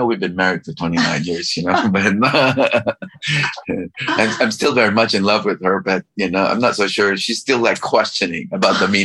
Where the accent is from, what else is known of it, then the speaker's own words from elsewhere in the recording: Philippines; moved away; also born or lived in California / Cambridge, Massachusetts; I was Chinese from the Philippines.